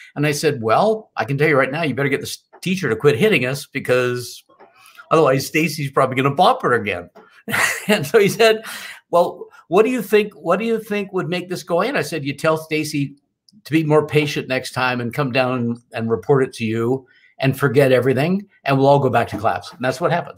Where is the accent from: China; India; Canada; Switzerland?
Canada; born and raised in Canada